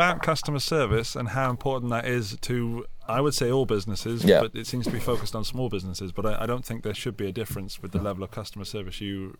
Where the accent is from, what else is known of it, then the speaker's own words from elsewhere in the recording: United Kingdom; as a Brit